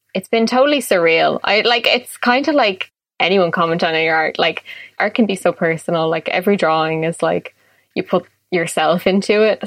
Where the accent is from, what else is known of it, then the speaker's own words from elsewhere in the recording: Dublin, Leinster, Ireland; I'm born and raised in Dublin